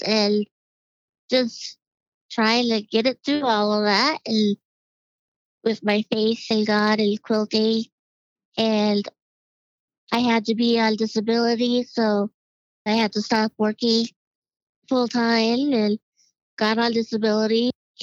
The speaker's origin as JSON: {"language": "English", "region": "Colorado", "country": "United States", "tie": "born or raised there", "also_born_or_lived": "Ord, Nebraska", "said": "I was born in Ord, Nebraska, in a little tiny town, and grew up there every summer, and then we moved to Colorado. We had family here in Colorado, and then we've been here since 1984"}